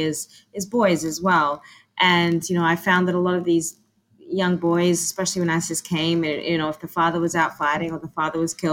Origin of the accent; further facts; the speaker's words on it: Australia; moved away; I grew up in Australia